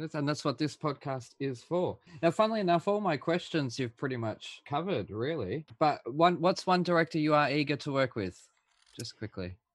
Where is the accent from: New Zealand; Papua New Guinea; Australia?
Australia; I'm the Aussie